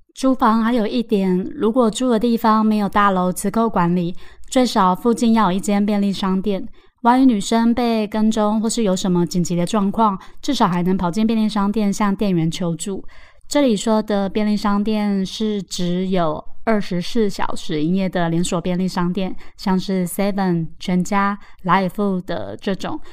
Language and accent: Chinese; Taoyuan, Taiwan; now in Taipei, Taiwan; 我们桃园老家